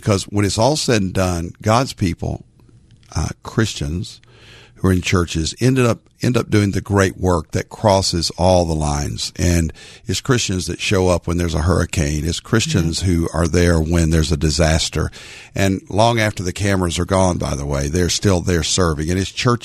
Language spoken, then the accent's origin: English; Arkansas, United States; now in Dallas-Fort Worth, United States; I am a little Baptist boy growing up in Arkansas